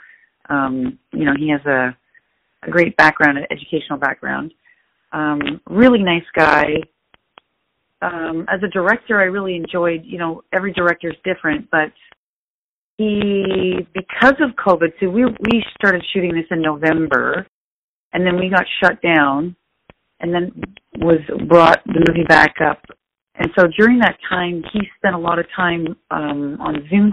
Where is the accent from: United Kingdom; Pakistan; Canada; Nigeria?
Canada; as a Canadian, I've never sort of even picked up a gun before